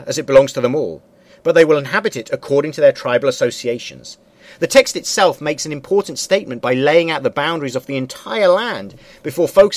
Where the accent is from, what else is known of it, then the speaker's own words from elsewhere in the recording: United Kingdom; I'm British and Jewish. I'm a Brit and a Jew simultaneously.